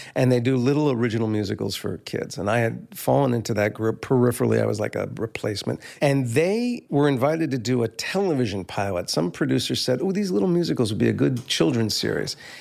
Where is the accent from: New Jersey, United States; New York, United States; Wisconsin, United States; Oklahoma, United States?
New Jersey, United States; Livingston; also born or lived in Maplewood; we moved from Maplewood to Livingston in that year